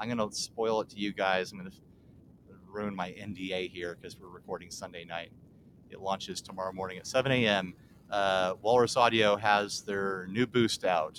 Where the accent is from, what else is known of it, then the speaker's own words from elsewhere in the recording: United States; We're American white men.